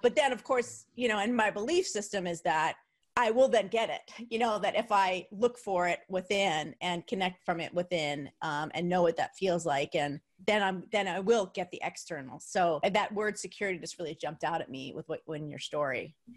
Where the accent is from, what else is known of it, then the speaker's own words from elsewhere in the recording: New Jersey, United States; where I grew up, um, in New Jersey, the city was New York